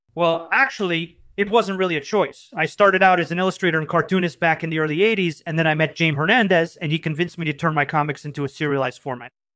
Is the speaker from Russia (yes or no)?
yes; Moscow, Russia; I was born and raised in Moscow.